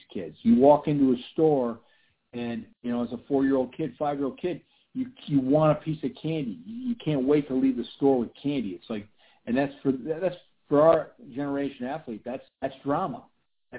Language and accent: English; Syracuse, New York, United States; moved away; I grew up in Syracuse, New York